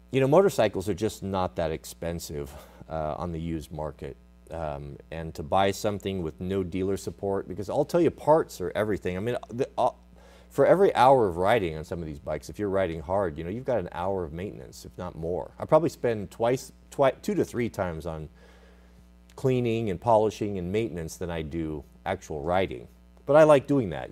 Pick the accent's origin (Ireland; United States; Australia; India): United States